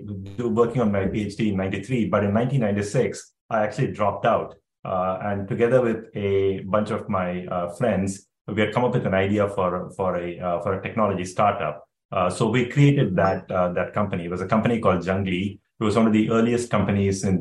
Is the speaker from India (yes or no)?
yes; India; moved away as an adult; now in Palo Alto, United States; I grew up in India. you know, watching cricket. I went to school, high school in India